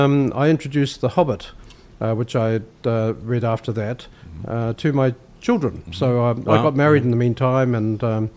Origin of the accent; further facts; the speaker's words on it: Auckland, New Zealand; We come from Auckland.